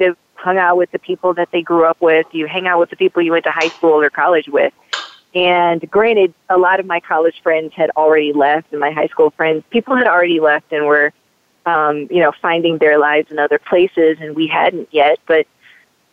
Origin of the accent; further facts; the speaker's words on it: Michigan, United States; moved away as an adult; now in Denver, United States; I moved to Colorado from my home state of Michigan a few years ago